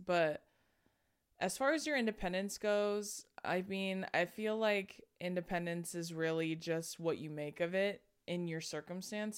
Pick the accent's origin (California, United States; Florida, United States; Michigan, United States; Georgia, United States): California, United States; Corona; also born or lived in Hawaii; I'm from Corona